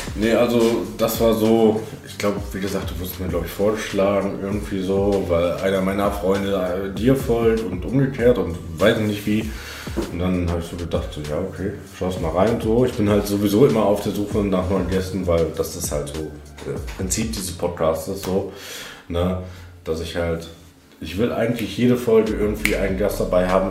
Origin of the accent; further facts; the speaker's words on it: Hagen, North Rhine-Westphalia, Germany; ich komme gebürtig halt aus Hagen